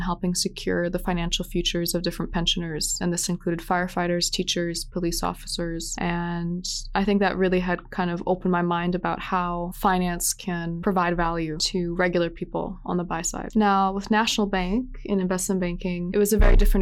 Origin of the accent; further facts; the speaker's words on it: Vancouver, British Columbia, Canada; I grew up here in Vancouver